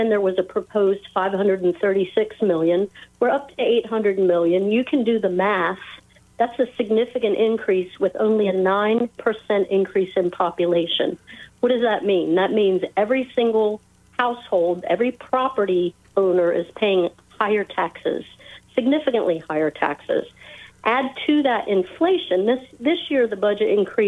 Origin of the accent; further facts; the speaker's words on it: Frederick, Maryland, United States; I grew up here in Frederick